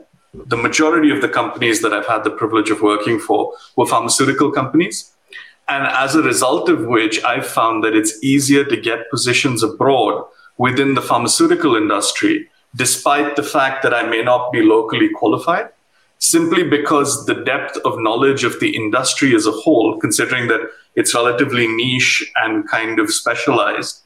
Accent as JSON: {"language": "English", "country": "India", "also_born_or_lived": "United Kingdom", "moved": "as an adult", "lives_now": "Amsterdam, Netherlands", "said": "I'm from India, and I'm also barred in India"}